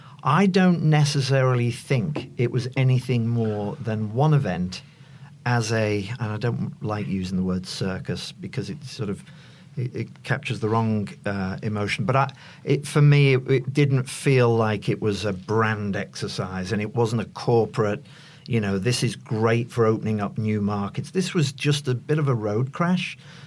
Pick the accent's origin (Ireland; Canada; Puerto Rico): Ireland; Not to bring, being an Irishman